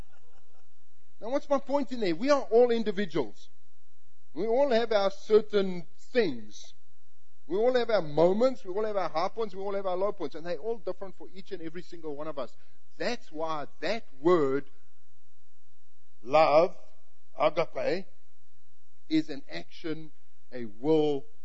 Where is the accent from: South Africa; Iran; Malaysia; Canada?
South Africa; moved away; we're both South African, I'm from the English part and culture